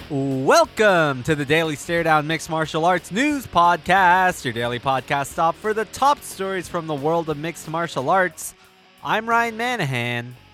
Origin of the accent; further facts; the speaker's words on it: Toronto, Ontario, Canada; my hometown of Toronto